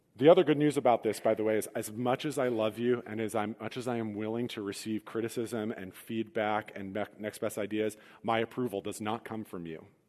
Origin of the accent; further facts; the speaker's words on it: Midwest, United States; as Midwestern Christians